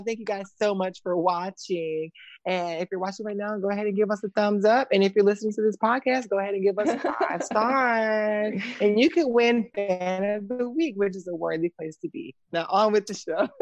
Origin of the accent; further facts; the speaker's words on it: the South, United States; I'm from the South